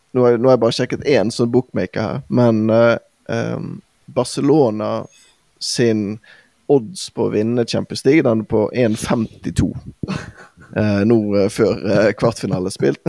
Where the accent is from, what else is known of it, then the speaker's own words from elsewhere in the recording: Bergen, Vestland, Norway; vi har jo våre egenheter i, som, som bergensere